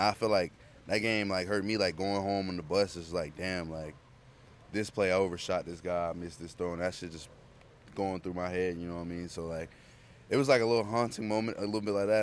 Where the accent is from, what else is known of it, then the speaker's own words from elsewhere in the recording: Georgia, United States; I'm from Georgia